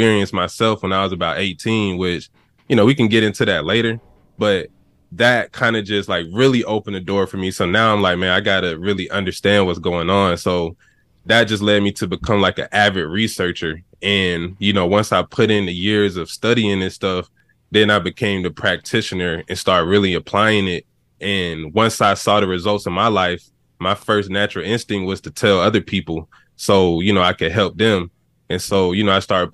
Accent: Atlanta, Georgia, United States; I'm from Atlanta, Georgia

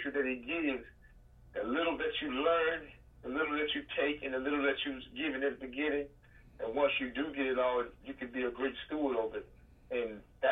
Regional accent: Panama City, Florida, United States; also born or lived in Philadelphia; I am originally from Panama City, Florida

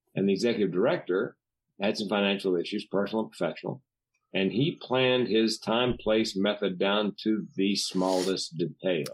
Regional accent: the South, United States; growing up in the South

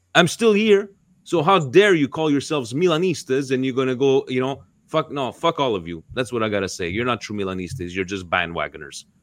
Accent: Canada; my home country of Canada

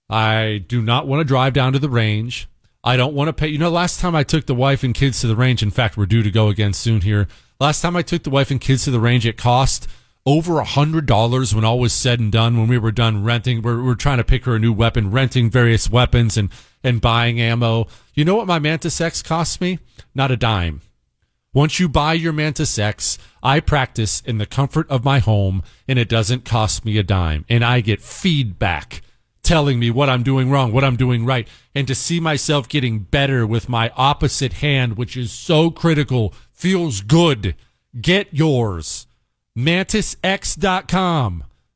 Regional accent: Maine, United States; I grew up in Maine when the completely useless Susan Collins was first running for senator

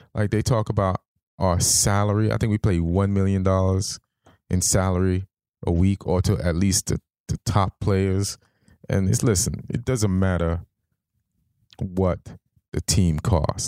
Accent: Jamaica; I, I grew up in Jamaica

